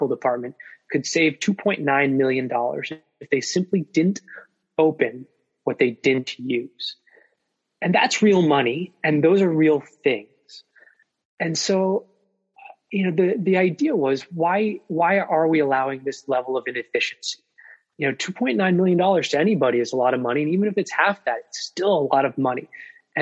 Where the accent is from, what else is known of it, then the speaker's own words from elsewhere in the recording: Vermont, United States; now in Virginia, United States; I come from Vermont